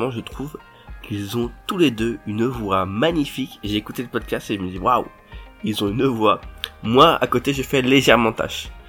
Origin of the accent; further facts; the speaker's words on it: Libourne, Nouvelle-Aquitaine, France; also born or lived in Cherbourg; on est euh, Normand